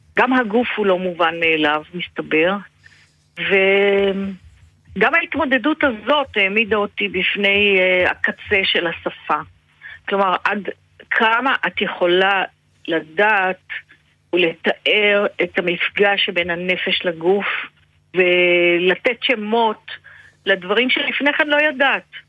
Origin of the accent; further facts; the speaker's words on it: Israel; אני ילידת הארץ